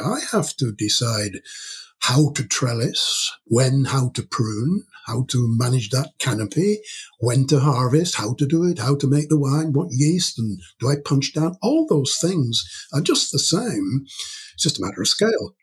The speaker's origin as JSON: {"language": "English", "town": "York", "region": "Yorkshire and the Humber", "country": "United Kingdom", "tie": "born or raised there", "moved": "as an adult", "lives_now": "Aberystwyth, United Kingdom", "said": "I was born in York, in the north of England, hmm. and I spent the first 18 years of my life there in York"}